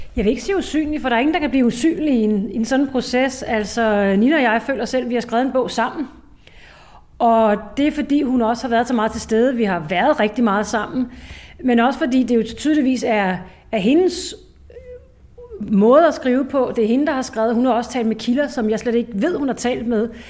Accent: Ishøj, Capital Region of Denmark, Denmark; hvordan var min barndom i Ishøj?

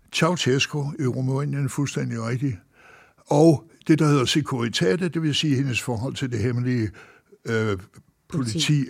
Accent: Denmark; hjemme i Danmark

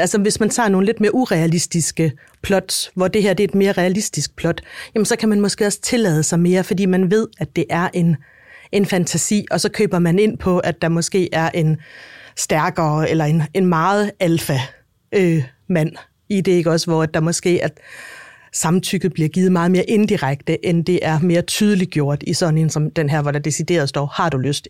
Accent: Denmark; jeg er dansker

